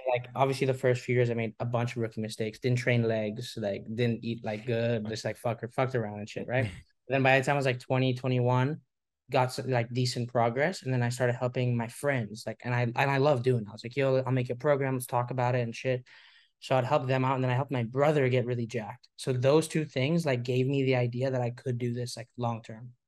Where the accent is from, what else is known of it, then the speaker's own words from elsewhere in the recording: Hong Kong; moved away; We're both from Hong Kong